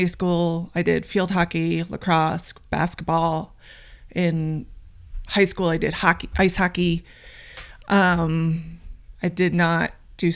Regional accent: Colts Neck, New Jersey, United States; I grew up in New Jersey

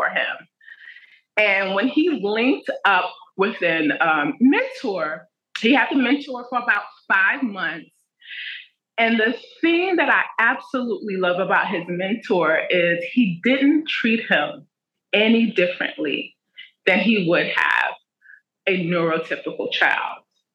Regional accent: New York City, New York, United States; I'm from Brooklyn, New York

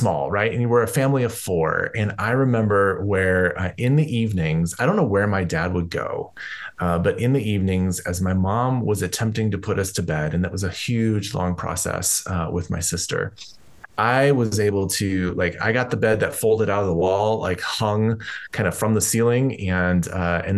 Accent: Colorado, United States; I grew up here in Colorado

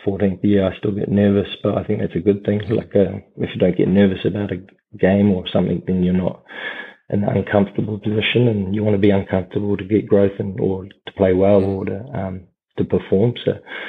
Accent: Christchurch, Canterbury, New Zealand; moved away as an adult; also born or lived in Southland; I was from Christchurch

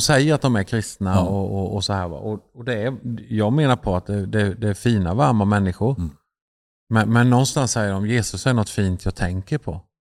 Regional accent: Sweden; vi är ju svenskar

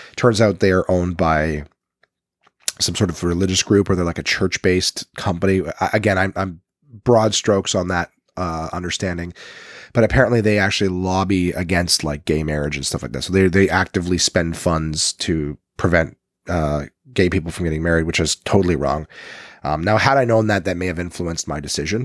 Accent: Ottawa, Ontario, Canada; accent: Nepean, Ottawa; moved away; I'm from Nepean.

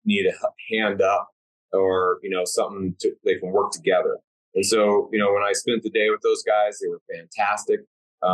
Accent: Durango, Colorado, United States; Purgatory, Colorado, which is my hometown. And of course, that one is awesome. I grew up skiing on that mountain

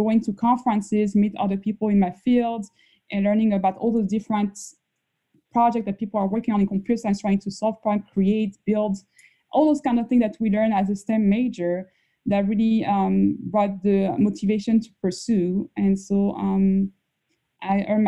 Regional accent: Paris, Île-de-France, France; moved away as an adult; now in United States; the first 19 years, I was raised in Paris, France.

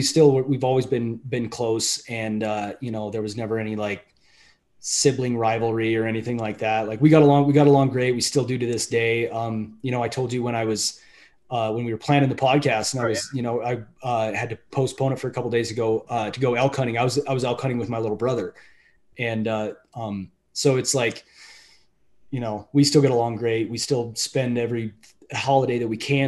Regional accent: Moorcroft, Wyoming, United States; moved away as an adult; also born or lived in Billings, Montana; I went kindergarten through graduation in Moorcroft, Wyoming

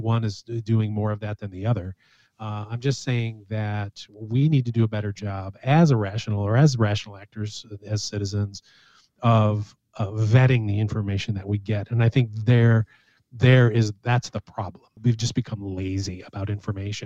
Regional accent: United States; as American citizens

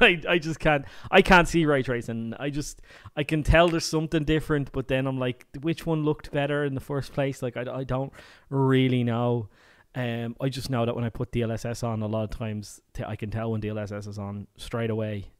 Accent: Ireland; I come from Ireland

